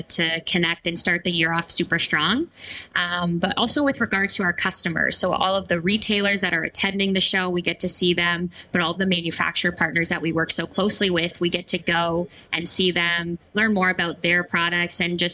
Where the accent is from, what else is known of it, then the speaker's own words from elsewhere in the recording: Canada; I'm Canadian